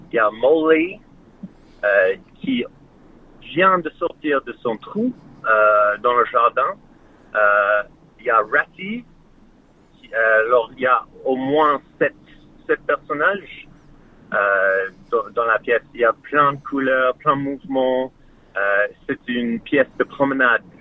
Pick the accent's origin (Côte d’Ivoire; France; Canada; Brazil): France; C'est un lapin, un lapin blanc euh, je suis français.